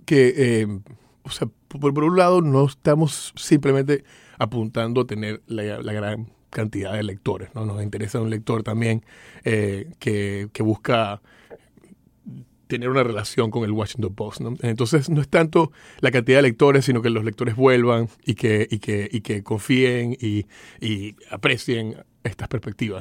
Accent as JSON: {"language": "Spanish", "country": "Venezuela", "tie": "born or raised there", "also_born_or_lived": "Miami", "moved": "as an adult", "lives_now": "United States", "said": "nací en Venezuela, me vine acá a estudiar a la universidad"}